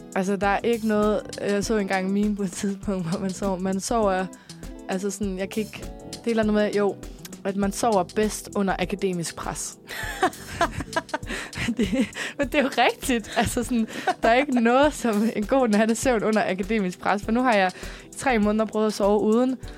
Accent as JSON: {"language": "Danish", "town": "Copenhagen", "region": "Capital Region of Denmark", "country": "Denmark", "tie": "born or raised there", "said": "mit barndomshjem. Min, øh, min mor og far i sin tid, de boede inde, på, øh, inde, øh, sådan, inde ved, på Vesterbro"}